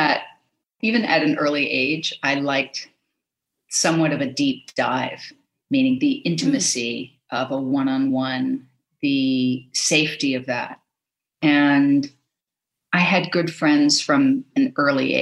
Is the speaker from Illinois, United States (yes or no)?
no; Los Angeles, California, United States; I grew up in Los Angeles.